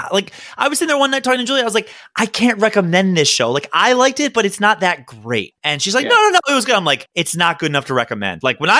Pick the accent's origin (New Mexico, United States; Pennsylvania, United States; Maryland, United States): Maryland, United States; I grew up in Maryland.